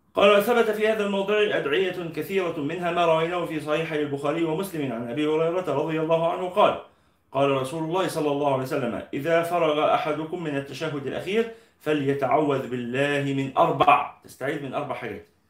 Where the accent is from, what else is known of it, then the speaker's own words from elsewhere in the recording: Egypt; إحنا عندنا في مصر